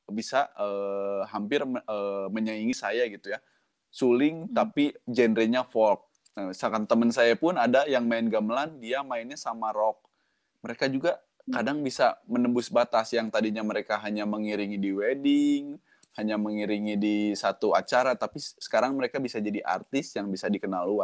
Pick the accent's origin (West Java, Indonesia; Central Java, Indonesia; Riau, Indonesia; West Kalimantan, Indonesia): West Java, Indonesia; Bandung; born there; Walaupun eh, saya lahir di Bandung gitu ya, tapi sehari-hari hmm. ngomong bahasa Indonesia dan bahasa Jawa